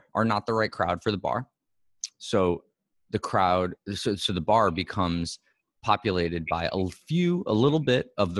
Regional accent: New York City, New York, United States; moved away as an adult; also born or lived in Los Angeles; I was from New York City

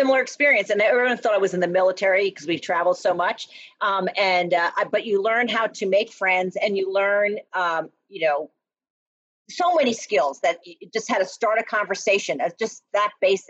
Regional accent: New Jersey, United States; also born or lived in Florida; now in Colorado, United States; And I'm originally from New Jersey. And the funny part about it is I've actually lived in Colorado longer than I ever lived in New Jersey. So I was born in New Jersey, then I moved to Florida, then we came back to New Jerse

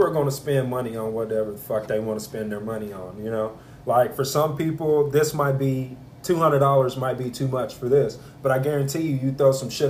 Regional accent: Texas, United States; Growing up in Texas, bro, I grew up in what I call the ghetto

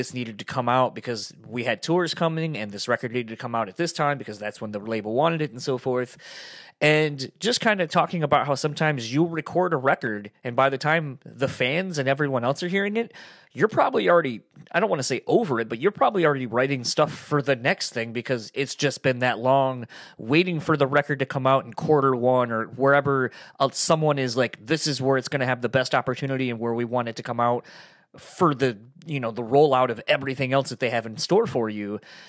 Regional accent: East Coast, United States; moved away; I'm from the East Coast originally, not from Delaware. And it was weird when I moved out here and we got snow

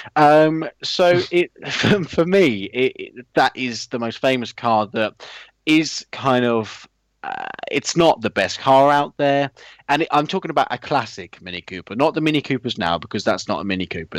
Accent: United Kingdom; being British

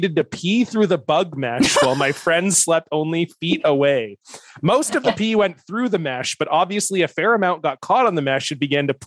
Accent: Canada; I'm from Canada

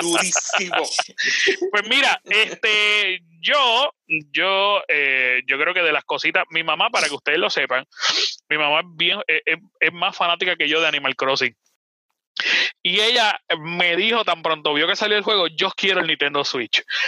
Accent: Puerto Rico; Nosotros estamos directamente en Puerto Rico transmitiendo, por lo menos mis Chai, Boar y yo

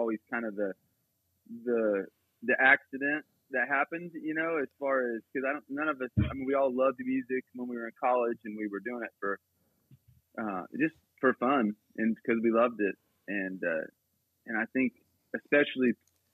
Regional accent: near Anderson, Indiana, United States; I grew up in Gaither country, kind of near Anderson, Indiana

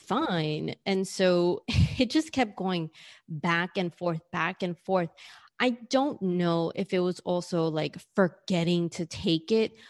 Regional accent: New York City, New York, United States; moved away as an adult; now in Australia; being someone who was born and raised in New York and whose mom and dad were born and raised in New York

